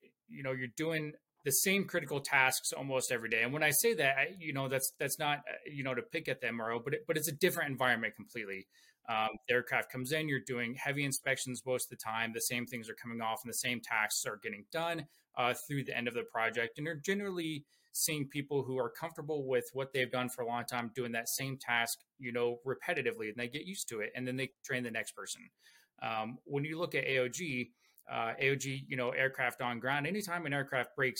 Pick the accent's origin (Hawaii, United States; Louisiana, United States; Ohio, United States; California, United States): Ohio, United States; now in Eagle Mountain, United States; I'm actually originally from Ohio, and I currently live in Eagle Mountain, Utah